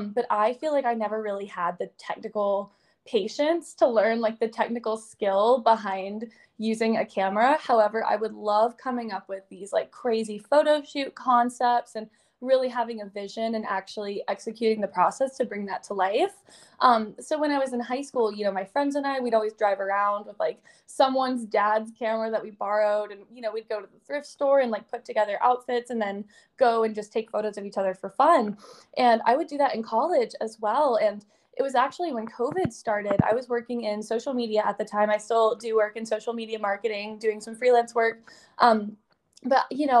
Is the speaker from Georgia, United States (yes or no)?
yes; Atlanta, Georgia, United States; also born or lived in Boston; until I moved back to Atlanta, which is my hometown